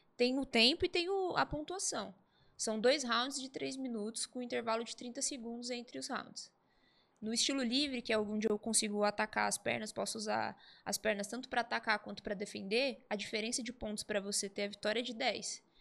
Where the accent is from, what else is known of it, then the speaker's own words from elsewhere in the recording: Santo André, São Paulo, Brazil; Sou de Santo André, nascida